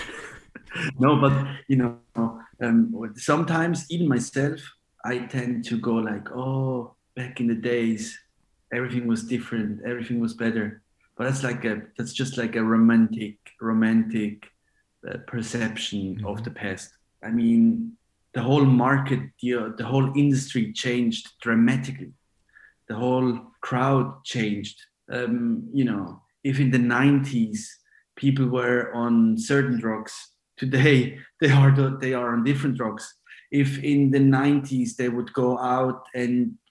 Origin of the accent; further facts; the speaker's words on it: Switzerland; also born or lived in Ibiza; I'm Italian, but born and raised in Switzerland